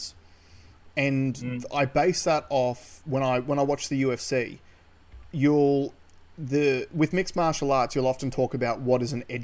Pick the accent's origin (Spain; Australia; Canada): Australia; We're Australians. We're yobbos